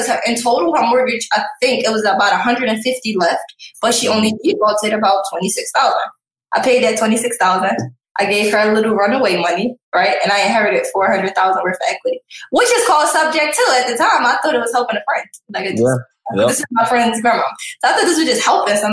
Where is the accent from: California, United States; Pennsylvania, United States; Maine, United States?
Pennsylvania, United States; Philadelphia; I'm from Philly